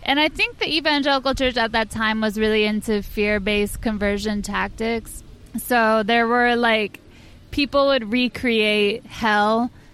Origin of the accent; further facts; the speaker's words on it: rural Washington State, United States; I grew up in Washington State, like oh. in rural Washington State.